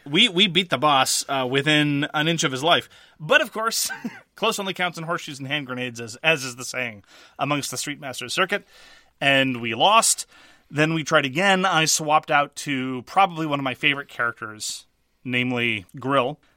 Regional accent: Montreal, Quebec, Canada; I am from Quebec.

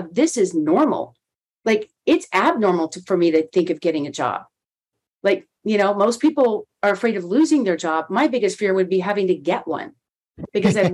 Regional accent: Texas, United States; at a radio station in my hometown in Texas where I grew up

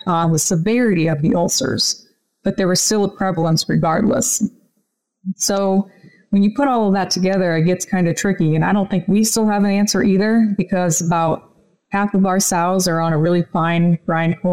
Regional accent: Illinois, United States; I grew up in Illinois on our family farm

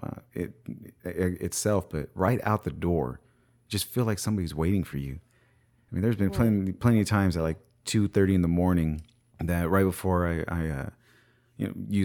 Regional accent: Bakersfield, California, United States; Bakersfield, California, that's my hometown

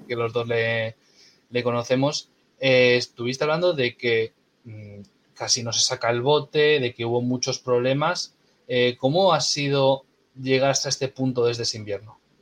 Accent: Castro Urdiales, Cantabria, Spain; soy de Castro

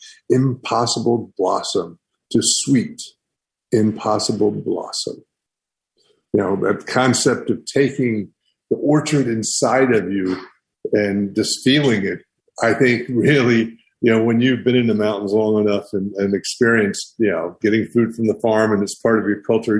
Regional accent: the Great Smokies, Southern Appalachia, United States; growing up in the Smokies

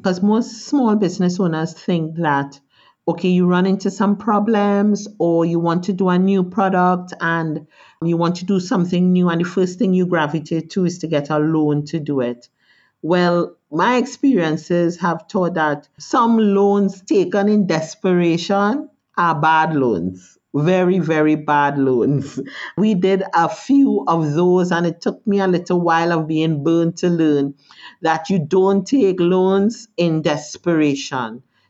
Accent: Trinidad, Trinidad & Tobago; born there; Well, I was born in Trinidad.

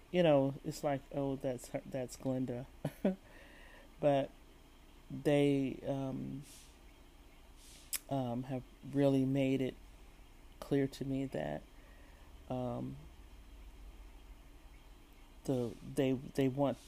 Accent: San Francisco, California, United States; moved away as an adult; also born or lived in San Jose; I spent all my school years in San Francisco Bay Area, growing up in San Francisco and San Jose

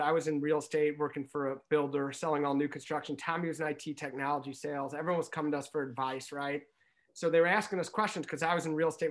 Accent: St. Louis, Missouri, United States; now in Chicago, United States; growing up in Saint Louis, we didn't have a basketball team, right? And so, yes, I've been in Chicago for seventeen years

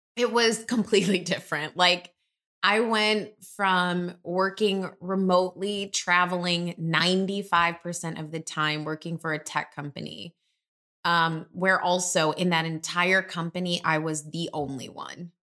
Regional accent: Detroit, Michigan, United States; moved away as an adult; now in Chicago, United States; I'm originally from Detroit. three one three, I'll have that area code till the day

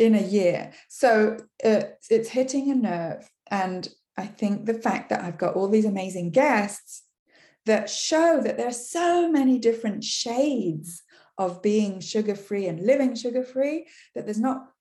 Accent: England, United Kingdom; first language English; now in Quebec, Canada; English is my language. You can hear I come from England originally

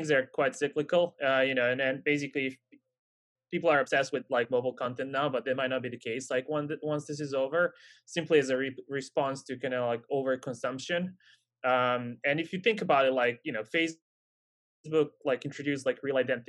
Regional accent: Serbia; I'm from Serbia

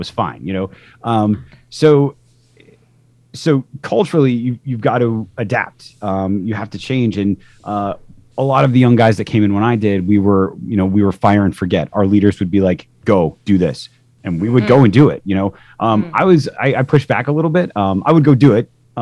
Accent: Midwest, United States; moved away; I grew up in the Midwest

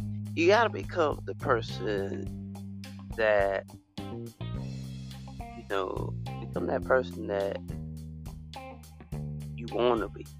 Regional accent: United States

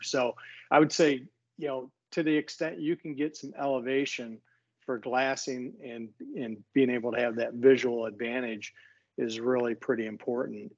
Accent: Michigan, United States; also born or lived in Franklin, Tennessee; I'm from Michigan. I grew up in Michigan, and I've lived here most of my life

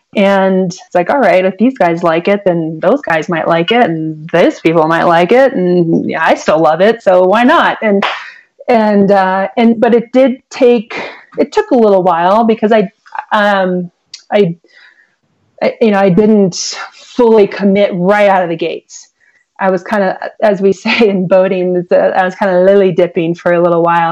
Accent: Columbus, Ohio, United States; now in Arizona, United States; I grew up in Columbus, Ohio, in the suburbs

